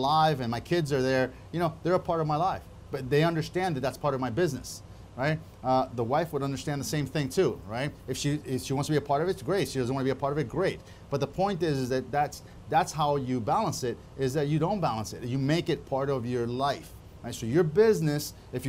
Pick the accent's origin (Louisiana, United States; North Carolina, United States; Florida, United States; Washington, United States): Florida, United States; Miami; I grew up in Miami in the 80s